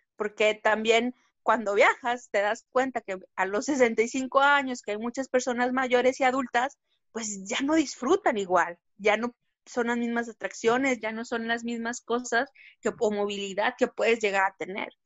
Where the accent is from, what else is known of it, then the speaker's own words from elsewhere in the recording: Mexico; aquí como mexicanos